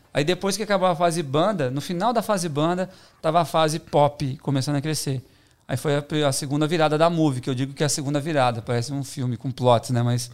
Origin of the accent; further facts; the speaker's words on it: Belo Horizonte, Minas Gerais, Brazil; moved away as an adult; now in São Paulo, Brazil; Eu sou de Belo Horizonte, né? Uhum. Minha, minha naturalidade.